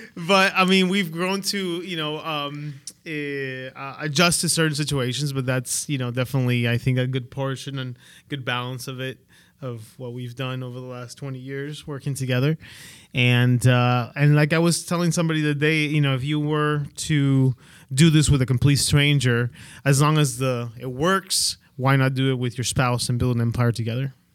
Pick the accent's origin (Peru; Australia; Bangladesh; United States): Peru; English is a second language; moved away; I'm from, I'm originally from Peru